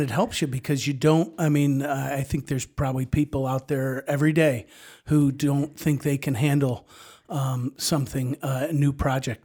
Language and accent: English; Ridge Street, New York, United States; I grew up right on Ridge Street, uh, two eighty-one Ridge.